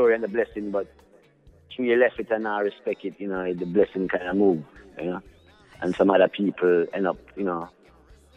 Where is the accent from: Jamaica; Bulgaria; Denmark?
Jamaica; I'm coming from Jamaica